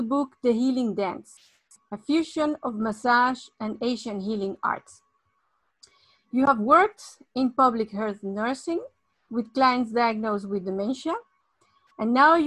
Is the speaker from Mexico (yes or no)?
yes; Mexico; moved away; I was born in Mexico